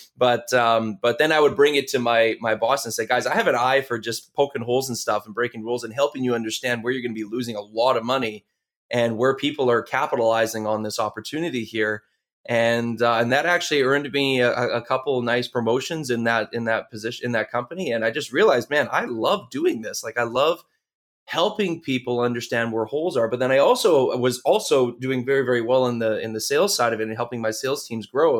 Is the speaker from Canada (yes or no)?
yes; Canada; we're, we're from Canada